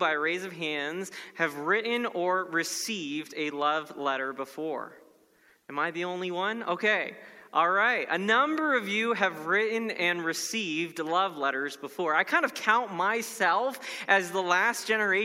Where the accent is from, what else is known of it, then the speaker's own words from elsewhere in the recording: Florida, United States; my home state of Florida